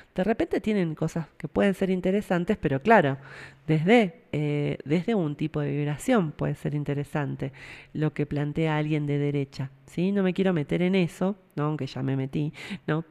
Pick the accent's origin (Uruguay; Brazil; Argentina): Argentina